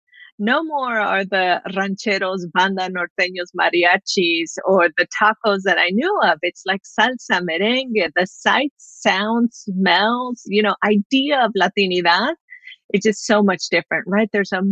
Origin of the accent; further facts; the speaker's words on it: Los Angeles, California, United States; I'm originally from Los Angeles. And I'm the first in my family to go to college. My parents never graduated from high school. And if you look at LA demographics in the 1980s, I grew up in an entirely Mexican neighborhood.